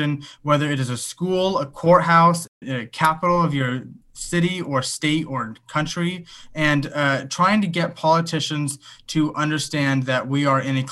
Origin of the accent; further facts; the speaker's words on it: Los Angeles, California, United States; I'm from Los Angeles, California.